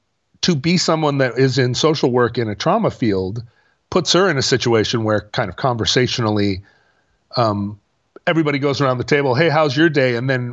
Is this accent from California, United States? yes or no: yes; Oakland, California, United States; No, I grew up in East Oakland. Like I can talk about hip hop.